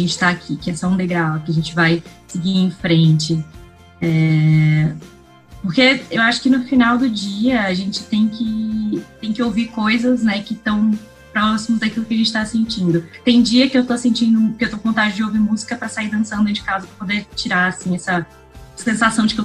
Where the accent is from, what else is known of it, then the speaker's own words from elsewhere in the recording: Recife, Pernambuco, Brazil; eu acho que quando eu vim de, de Recife, as pessoas, elas, elas me tratavam de um jeito...